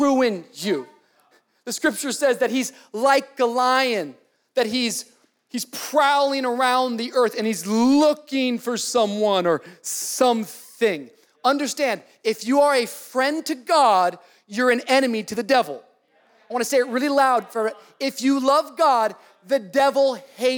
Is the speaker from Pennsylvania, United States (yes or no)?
no; Miami, Florida, United States; I'm from Miami. I'm from the city.